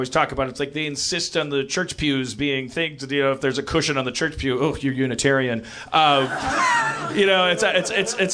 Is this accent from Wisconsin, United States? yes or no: yes; Milwaukee, Wisconsin, United States; moved away; I'm from Milwaukee